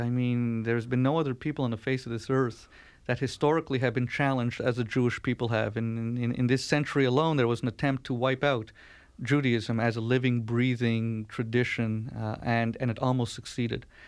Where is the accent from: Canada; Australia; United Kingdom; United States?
Canada; born or raised there